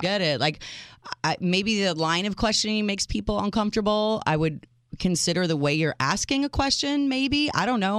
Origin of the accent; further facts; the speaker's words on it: United States; I was the first in my family born in this country